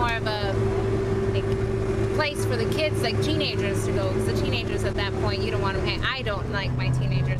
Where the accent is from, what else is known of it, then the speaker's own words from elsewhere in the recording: Tempe, Arizona, United States; now in El Mirage, United States; where I'm from is I'm from Tempe